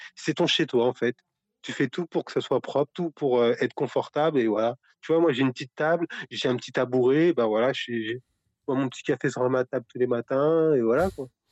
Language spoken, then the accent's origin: French; Paris region, Île-de-France, France; moved away; also born or lived in Brittany; je suis de, la région parisienne, mais on a, ça fait une dizaine d'années qu'on est en Bretagne